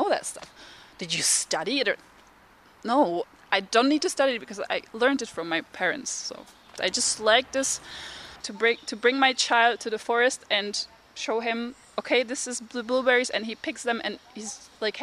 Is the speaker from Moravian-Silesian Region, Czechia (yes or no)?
no; Prague, Czechia; now in Wuppertal, Germany; I grew up in Prague, in the capital of Czech Republic